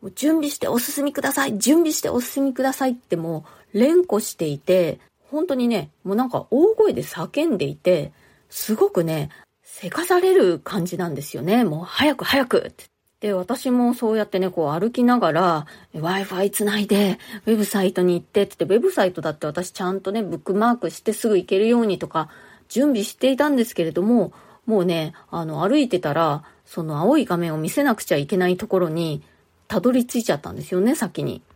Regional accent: Japan; moved away as an adult; now in New York, United States; 日本で生まれ育った

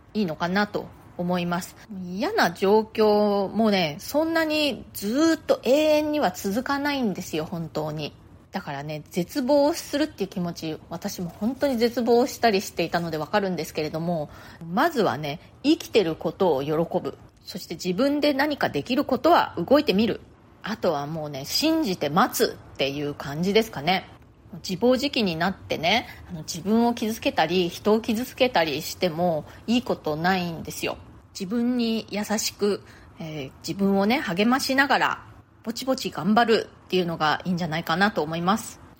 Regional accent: Nagasaki, Japan; now in New York, United States; 私ね、あの、出身が長崎なんですよ

